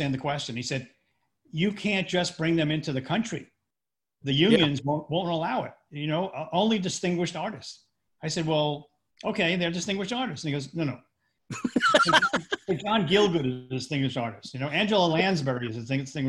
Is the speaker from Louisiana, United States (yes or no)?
no; Yonkers, New York, United States; I'm from Yonkers